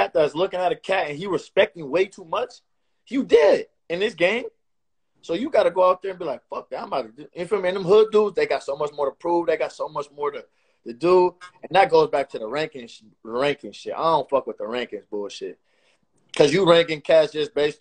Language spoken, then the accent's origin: English; Oakland, California, United States; I'm from West Oakland.